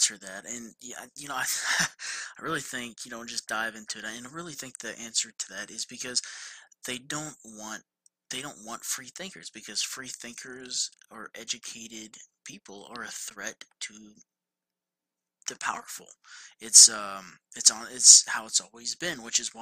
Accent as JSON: {"language": "English", "region": "Georgia", "country": "United States", "said": "I'm from Georgia"}